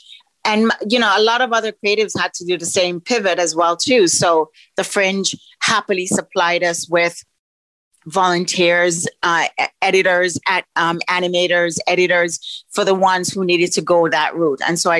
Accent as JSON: {"language": "English", "town": "Toronto", "region": "Ontario", "country": "Canada", "tie": "born or raised there", "also_born_or_lived": "Jamaica", "said": "So I'm Jamaican born, Toronto bred, because most of my time has been here in Canada."}